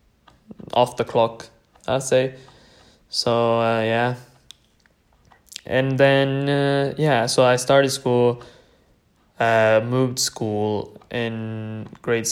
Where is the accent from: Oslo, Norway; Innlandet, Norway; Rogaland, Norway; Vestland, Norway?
Vestland, Norway; Bergen; first language Tamil; English is a second language; also born or lived in Sri Lanka (ancestry); now in United Kingdom; born and raised in Norway, and everything, and my mother tongue, which is Tamil